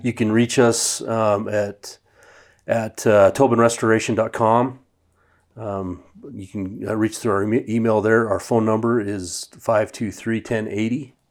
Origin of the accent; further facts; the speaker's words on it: Idaho Falls, Idaho, United States; also born or lived in Boise; two guys that I grew up with in Idaho Falls